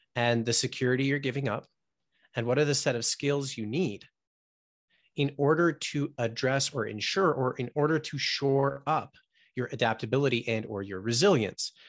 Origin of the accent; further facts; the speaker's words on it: United States; I was born here in the States, but Um, yeah, having parents from the Middle East